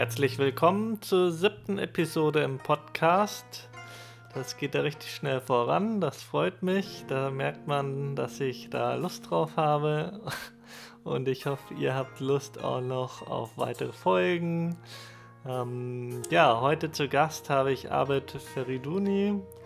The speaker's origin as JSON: {"language": "German", "area": "Munich district", "region": "Bavaria", "country": "Germany", "moved": "yes", "said": "meine Familie sitzt in Bayern, da wo ich herkomme, Landkreis München"}